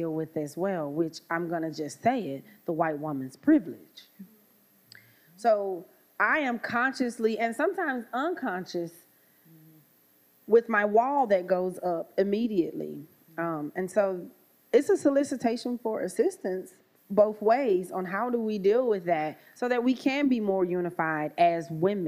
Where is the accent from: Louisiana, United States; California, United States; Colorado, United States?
Louisiana, United States; growing up in Louisiana in a very diverse family.